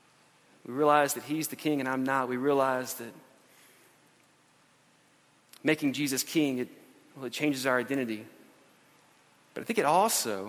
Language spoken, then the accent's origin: English; United States; We're Christians who live in America